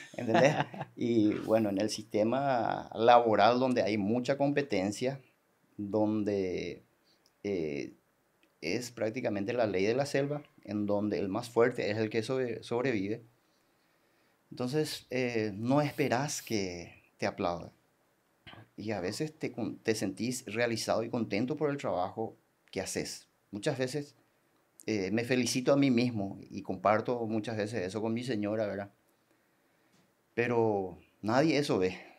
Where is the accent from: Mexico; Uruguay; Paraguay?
Paraguay; Coronel Oviedo, Caaguazú; moved away as an adult; now in Salto del Guairá, Paraguay; Yo soy de Coronel Oviedo